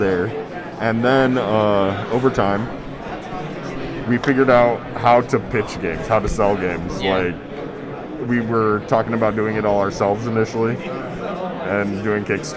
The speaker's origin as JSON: {"language": "English", "town": "Fort Wayne", "region": "Indiana", "country": "United States", "said": "I'm from Fort Wayne, Indiana"}